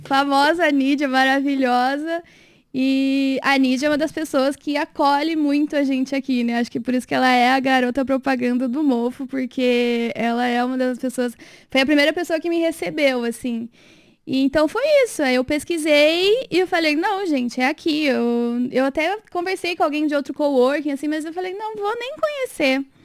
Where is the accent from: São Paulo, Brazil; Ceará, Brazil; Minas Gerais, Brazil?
São Paulo, Brazil; Rio Claro; moved away as an adult; also born or lived in Pelotas, Brazil; now in Sorocaba, Brazil; eu sou do interior de São Paulo, né? Sou de Rio Claro